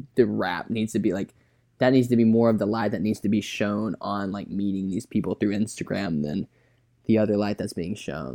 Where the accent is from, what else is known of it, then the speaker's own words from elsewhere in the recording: Birmingham, Alabama, United States; I'm from Birmingham.